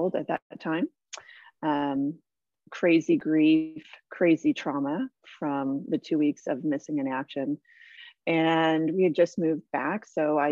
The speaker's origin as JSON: {"language": "English", "town": "San Diego", "region": "California", "country": "United States", "tie": "born or raised there", "also_born_or_lived": "Hawaii / Canada / Australia", "moved": "as an adult", "said": "I grew up here in San Diego, which is where I am now."}